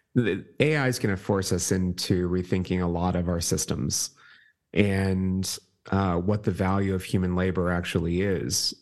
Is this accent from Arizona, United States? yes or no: no; Pittsburgh, Pennsylvania, United States; moved away as an adult; I'm from Pittsburgh.